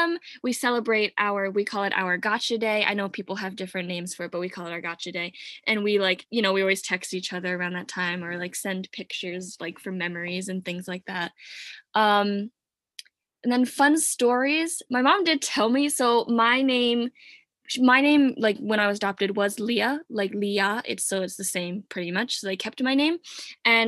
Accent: Yardley, Pennsylvania, United States; also born or lived in Wuhan, China; I was brought up in Yardley, Pennsylvania

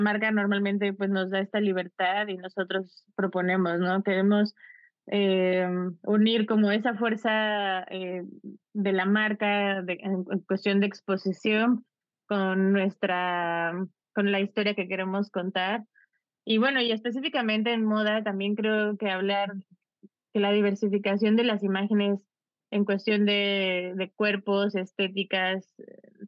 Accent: Mexico; nosotros como mexicanos

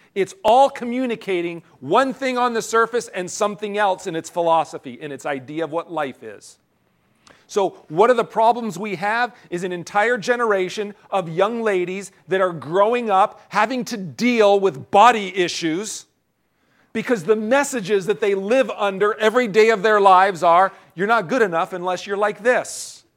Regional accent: United States; as American citizens

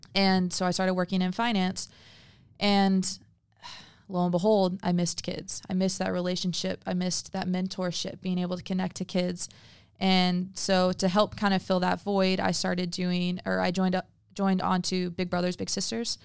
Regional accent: adults from Missouri, Midwest, United States; moved away; growing up in the Midwest

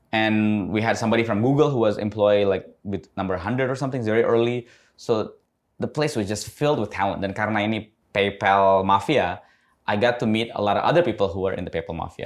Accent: Indonesia; also born or lived in United States; saya besar di dekat Cibubur.

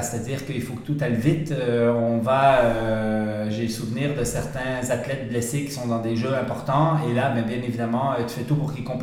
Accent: Switzerland; accent: Swiss; now in Canada; effectivement, c'est drôle quand je reviens en Suisse et que je parle avec des Suisses, je reprends un peu mon accent suisse.

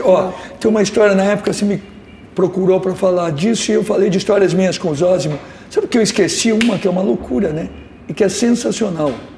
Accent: São Paulo, Brazil; Eu que nasci em São Paulo

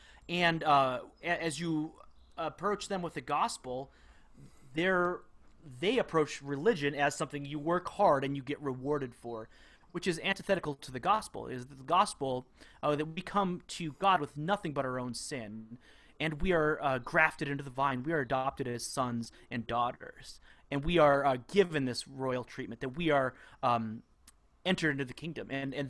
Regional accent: United States; as American Christians

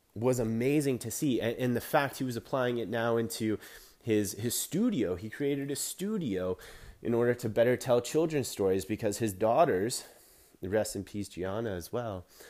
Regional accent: Canada; I'm a Canadian boy

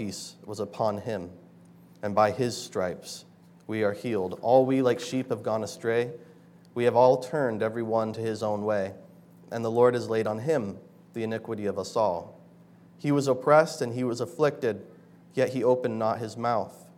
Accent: Bozeman, Montana, United States; moved away; Back in my hometown, Bozeman, Montana

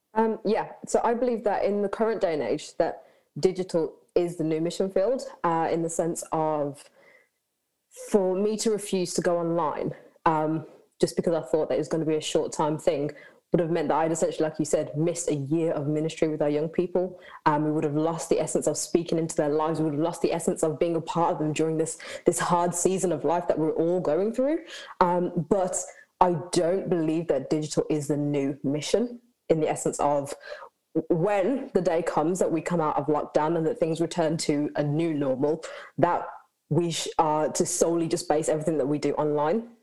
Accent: Birmingham, West Midlands, United Kingdom; I am from Birmingham

